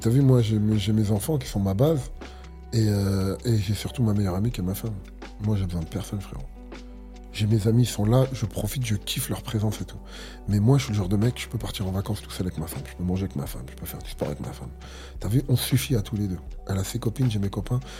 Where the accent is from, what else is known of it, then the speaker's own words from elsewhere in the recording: Algeria; Moi, je suis un Algérien, je mange que du.